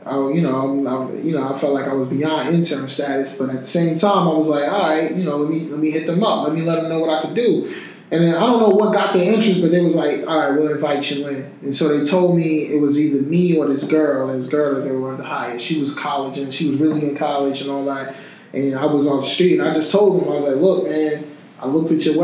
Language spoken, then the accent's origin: English; Newark, New Jersey, United States; I'm just that kid from Newark, just came off my mama's couch